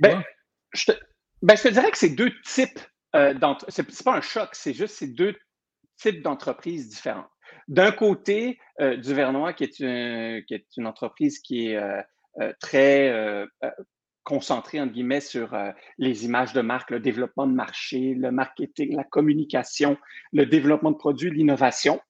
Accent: Saguenay, Quebec, Canada; also born or lived in Burgundy; je viens Bourgogne et du Saguenay, moi je suis moitié-moitié

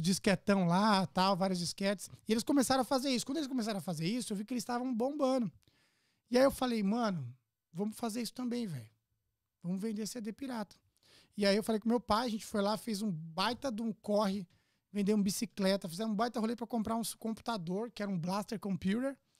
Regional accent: São Paulo, Brazil; nasci na Zona Leste, Itaquera, conhecido por muitos

